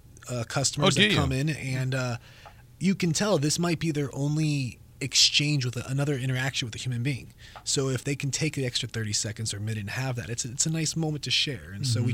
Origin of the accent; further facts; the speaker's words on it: United States; moved away as an adult; also born or lived in Los Angeles, California / Las Vegas, Nevada / Portland; now in Valparaiso, United States; Born and raised in Los Angeles and Vegas, moved out here.